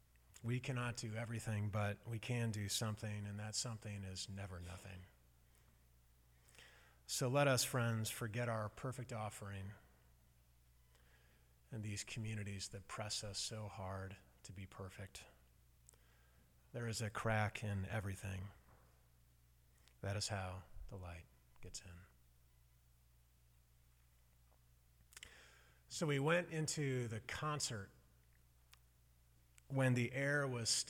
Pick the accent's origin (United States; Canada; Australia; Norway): United States; Midwest; accent: Midwesterner; moved away; It's Midwesterner